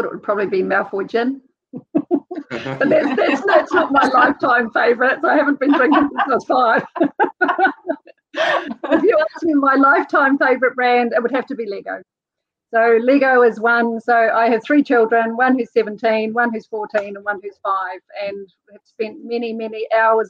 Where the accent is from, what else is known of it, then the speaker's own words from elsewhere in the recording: South Island, New Zealand; moved away as an adult; also born or lived in Nelson / Australia; now in Auckland, New Zealand; I'm actually from the South Island.